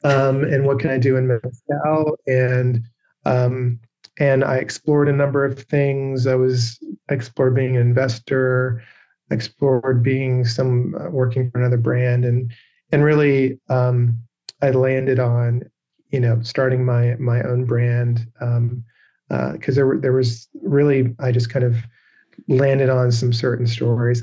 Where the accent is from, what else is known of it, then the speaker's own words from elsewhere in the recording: England, United Kingdom; moved away; also born or lived in Seattle; I grew up in England